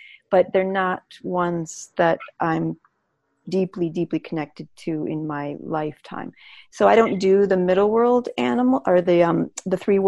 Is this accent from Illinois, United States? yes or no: yes; Chicago, Illinois, United States; I'm from Chicago